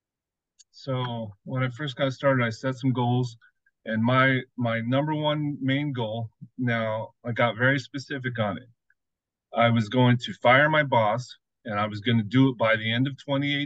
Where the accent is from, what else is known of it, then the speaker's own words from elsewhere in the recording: Las Vegas, Nevada, United States; I grew up in Las Vegas, had great big dreams